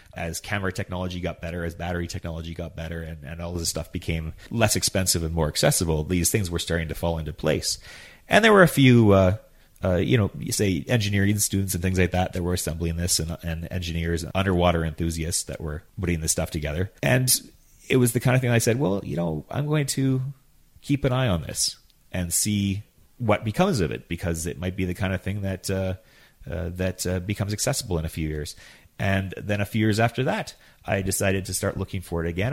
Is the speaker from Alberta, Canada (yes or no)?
no; Yukon, Canada; now in High River, Canada; I was born and raised in the Yukon